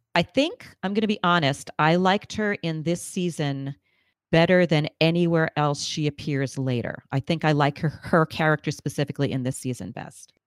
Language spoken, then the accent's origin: English; New York, United States; I'm a native New Yorker